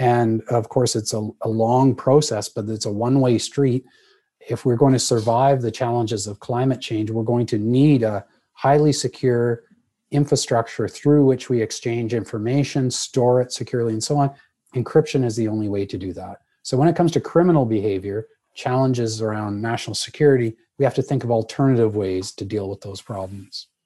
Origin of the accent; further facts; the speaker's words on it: Canada; I'm a Canadian